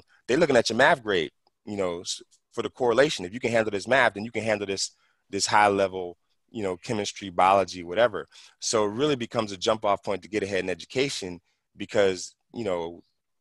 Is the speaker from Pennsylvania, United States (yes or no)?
yes; Philadelphia, Pennsylvania, United States; also born or lived in San Fernando Valley, California; now in California, United States; I grew up in West Philly